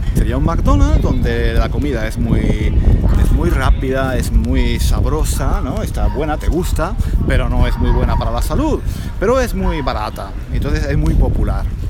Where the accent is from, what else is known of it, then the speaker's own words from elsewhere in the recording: Granada, Andalusia, Spain; moved away; Granada mi ciudad natal